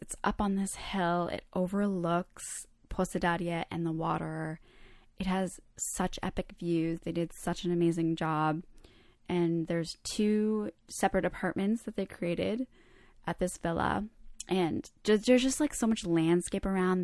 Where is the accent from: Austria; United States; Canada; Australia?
Canada; I was born in Canada, but I feel very connected to the Croatian culture